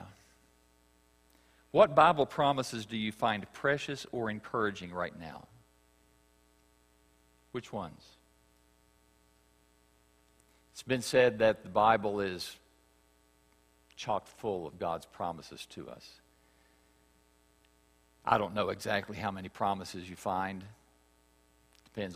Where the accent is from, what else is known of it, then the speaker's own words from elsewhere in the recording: West Virginia, United States; I grew up in West Virginia.